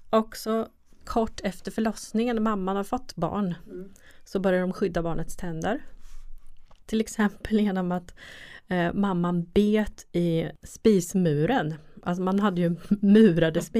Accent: Östergötland, Sweden; accent: Östgötska; Speciellt på min östgötska också då

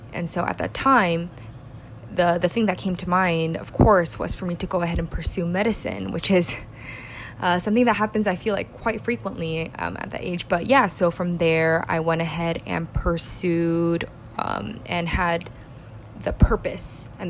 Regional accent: South Bay, Bay Area, California, United States; moved away as an adult; now in New York City, United States; I am originally from the Bay Area, specifically the South Bay, where I spent the majority of my childhood and my college years.

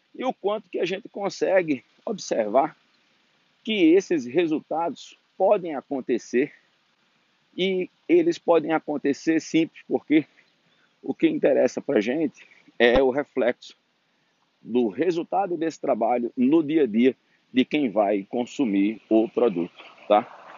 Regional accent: Natal, Rio Grande do Norte, Brazil; moved away as an adult; now in Brasília, Brazil; na minha cidade natal, que por acaso se chama Natal, no Rio Grande do Norte, e eu vim para Brasília

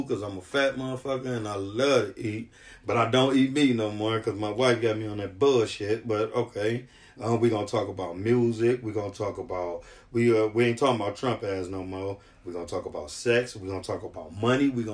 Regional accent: Cleveland, Ohio, United States; I'm from Cleveland too

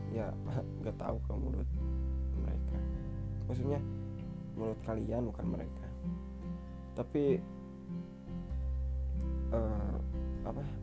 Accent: Ciamis, West Java, Indonesia; hampir semua saudara dan keluarga aku tuh pada ngumpul di sini kan di kota aku di Ciamis

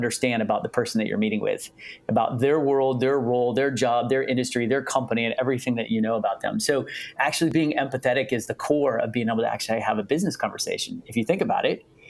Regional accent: Palo Alto, California, United States; I grew up in Palo Alto

